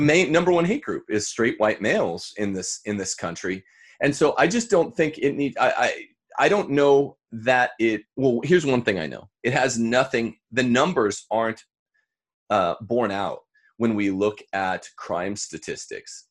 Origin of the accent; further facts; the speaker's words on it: Bakersfield, California, United States; my hometown